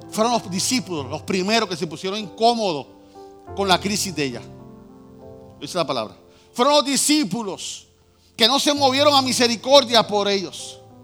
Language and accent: Spanish; Puerto Rico; somos boricua